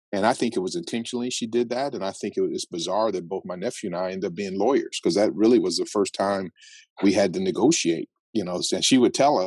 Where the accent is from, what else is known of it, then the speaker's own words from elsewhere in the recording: Phoenix, Arizona, United States; also born or lived in Tempe, Arizona; I was born and raised in South Phoenix